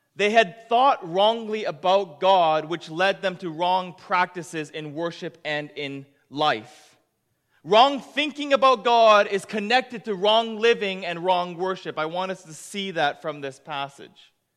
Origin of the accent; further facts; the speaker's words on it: Japan; now in Canada; I am from Japan, but I'm a proud Canadian